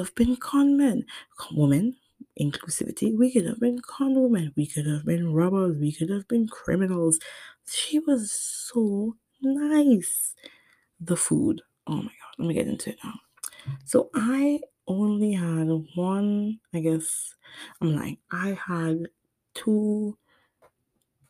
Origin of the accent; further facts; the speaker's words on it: Trinidad & Tobago; I'm from Trinidad and Tobago